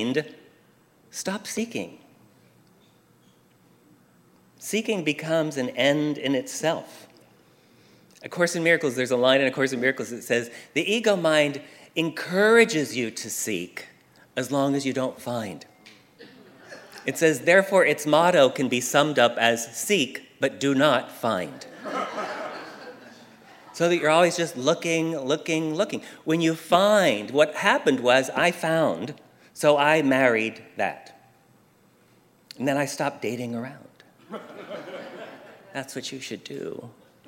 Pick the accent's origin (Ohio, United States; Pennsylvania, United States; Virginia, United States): Pennsylvania, United States; now in Southern California, United States; all the years I grew up in Pennsylvania